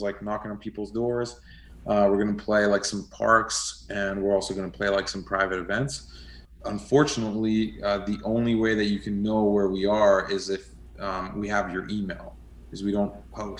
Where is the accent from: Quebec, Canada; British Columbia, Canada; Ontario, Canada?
Quebec, Canada; Montreal; moved away; also born or lived in Western Canada; I'm originally from Quebec, from Montreal. And then I came out west